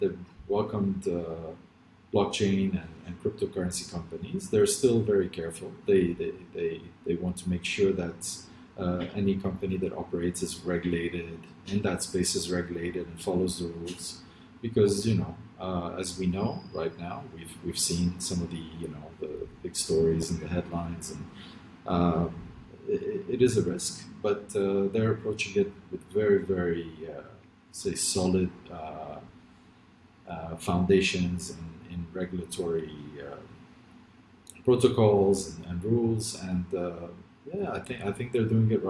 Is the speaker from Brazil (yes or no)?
no; Lebanon; born there; I'm born in Lebanon.